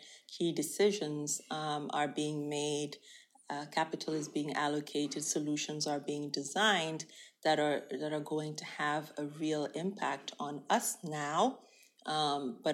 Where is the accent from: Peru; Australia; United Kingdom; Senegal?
Senegal; moved away; also born or lived in United States / Nigeria / South Africa; I was born and raised in Senegal